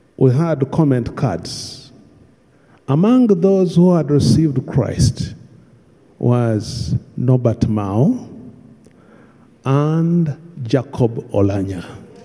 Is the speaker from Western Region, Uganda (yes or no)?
yes; Bunyoro, Western Region, Uganda; I come from Bunyoro